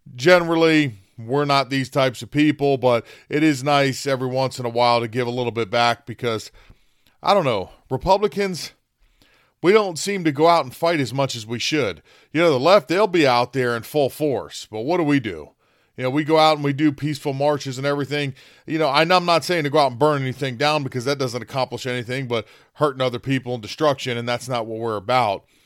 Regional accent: United States; We're Americans

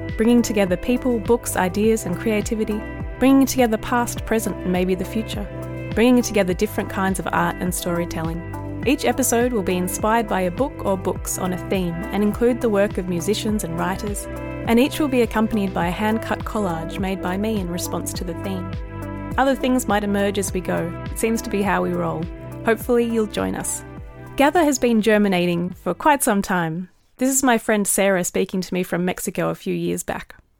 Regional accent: Melbourne, Victoria, Australia; moved away as an adult; now in Ballarat, Australia; I've lived in Ballarat for the last 10 years or so and made a home here, but I was born and bred in Melbourne

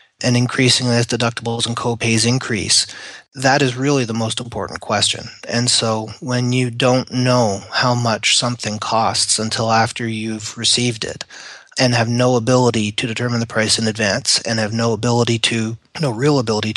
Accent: Canada; moved away as an adult; now in United States; I am a Canadian that has emigrated to the United States.

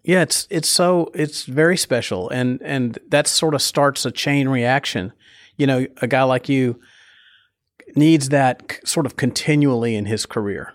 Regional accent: Nashville, Tennessee, United States; I grew up in Nashville, Nashville

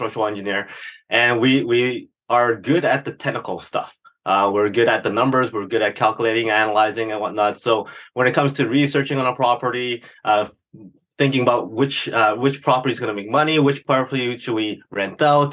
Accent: Edmonton, Alberta, Canada; Born and raised in Edmonton, Alberta

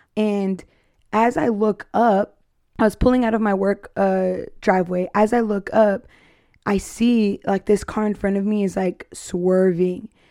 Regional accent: Arizona, United States; now in Texas, United States; I'm from Arizona

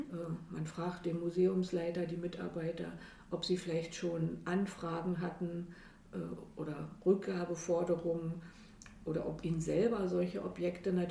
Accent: Berlin, Germany; Ich komme aus Berlin.

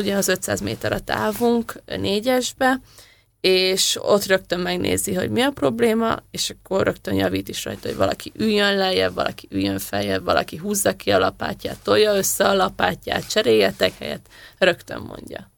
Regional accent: Hungary; édesanyámék a Kási vízitelepen éltek, aztán én igazából ott nőttem fel

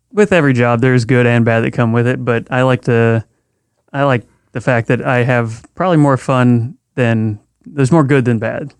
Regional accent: Missouri, United States; moved away as an adult; now in California, United States; growing up in Missouri for the first 20 years of my life

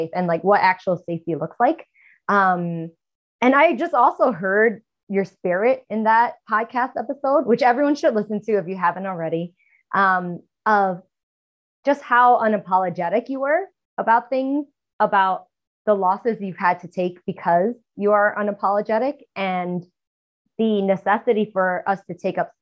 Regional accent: New York City, New York, United States; also born or lived in Queens, New York; I'm from Chinatown in Manhattan. I live in Queens, New York now

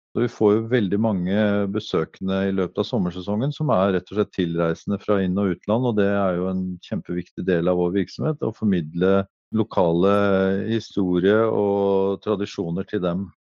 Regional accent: Eastern Norway, Norway; accent: Eastern Norwegian; moved away as an adult; now in Norheimsund, Norway; er jo østlending og har ikke lagt om dialekta mi

